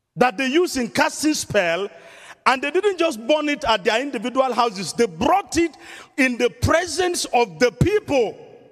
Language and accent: English; southern Nigeria, Nigeria; moved away as an adult; I was in the southern part of Nigeria